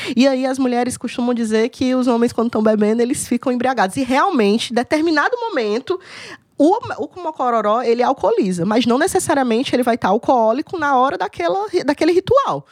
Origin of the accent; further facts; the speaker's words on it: Cariri, Ceará, Brazil; E eu fui criada bem no Cariri mesmo.